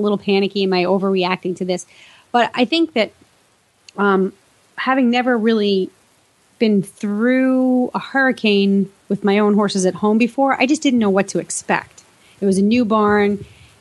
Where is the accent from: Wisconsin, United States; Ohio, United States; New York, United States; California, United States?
New York, United States; moved away; my hometown in New York